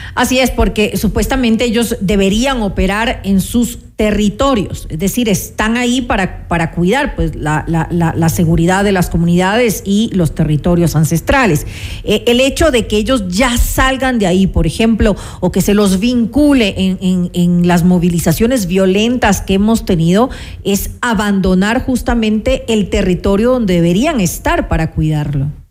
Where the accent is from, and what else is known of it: Ecuador